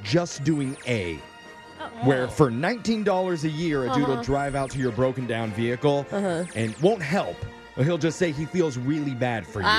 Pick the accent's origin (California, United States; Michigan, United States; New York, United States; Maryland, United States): California, United States; Northridge; It's in my hometown, Northridge, California.